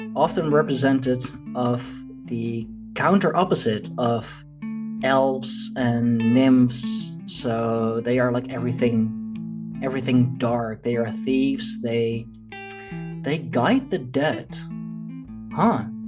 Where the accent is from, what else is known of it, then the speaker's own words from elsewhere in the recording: Leiden, South Holland, Netherlands; here in uh, in Leiden, in my hometown